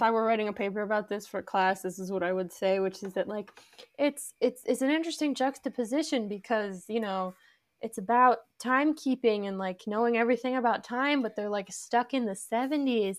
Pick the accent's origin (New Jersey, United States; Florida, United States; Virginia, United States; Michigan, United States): Virginia, United States; Arlington; We're both from Arlington